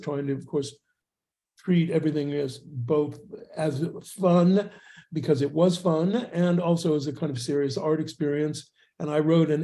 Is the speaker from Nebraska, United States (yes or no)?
no; Los Angeles, California, United States; moved away as an adult; also born or lived in San Francisco; now in Atlanta, United States; I'm from Los Angeles originally, born and raised there